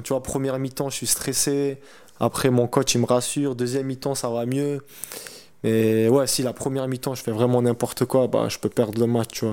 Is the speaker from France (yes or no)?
yes; Montauban, Occitania, France; moved away as an adult; quand je rentre chez moi à Montauban, tu vois, c'est pas une très grande ville